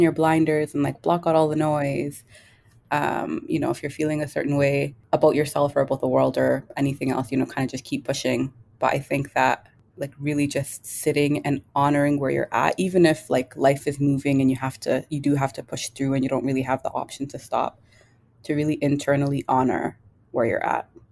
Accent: Toronto, Ontario, Canada; I am Kenyan. I was born and raised in Toronto.

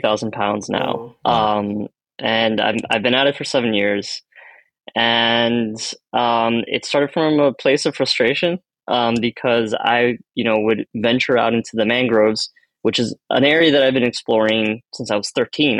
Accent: Miami, Florida, United States; first language Spanish; English is a second language; I'm Cuban American. I was born here. I didn't speak English until I was five

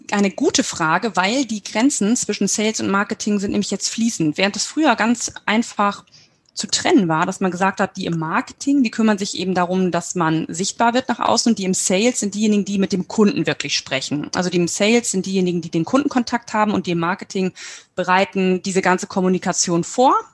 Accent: Nordhorn, Lower Saxony, Germany; komme aus Nordhorn.

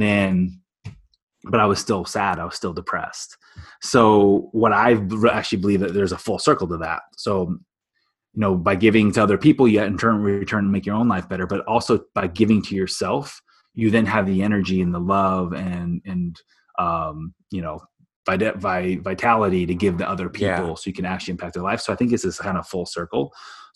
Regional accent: Illinois, United States; I grew up in Illinois.

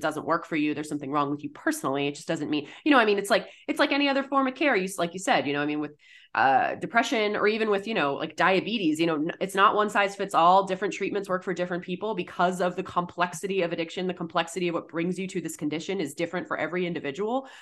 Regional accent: Massachusetts, United States; I'm from Massachusetts, um, I was in high school in the early two thousands

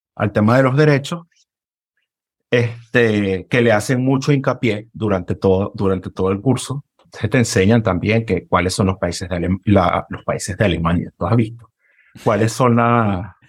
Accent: Caracas, Capital District, Venezuela; moved away; Vengo de Caracas, Venezuela

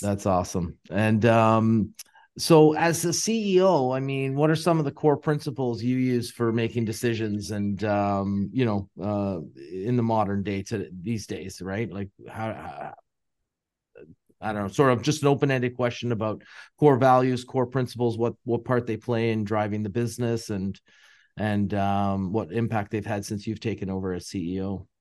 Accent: Canada; being Canadian

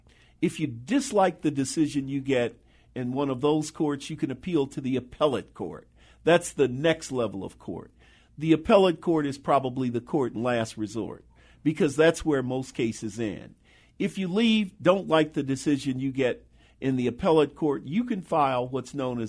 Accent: Chicago, Illinois, United States; I grew up in Bronzeville. I have lived in Chicago my entire life. I grew up in Bronzeville. I was nurtured in Bronzeville. I was educated in Bronzeville segregated public schools. I went to Forestville Grammar School and DuSable High School.

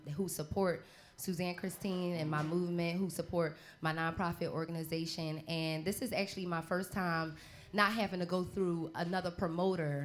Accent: Philadelphia, Pennsylvania, United States; I'm from Uptown Philly

